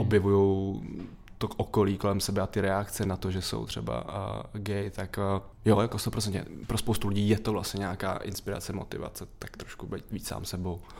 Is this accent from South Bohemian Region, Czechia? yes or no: no; Litoměřice, Ústí nad Labem Region, Czechia; also born or lived in Most; já pocházím z malého města, z Litoměře, ten most to je spíš jako místo narození